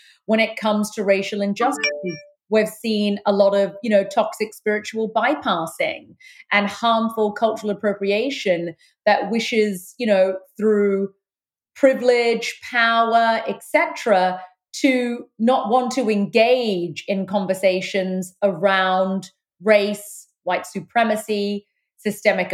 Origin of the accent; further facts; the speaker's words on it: London, United Kingdom; moved away; I was born in London, the United Kingdom. I've lived in four countries, but that's where I've spent the vast part of my life. I'm of Sri Lankan Tamil heritage.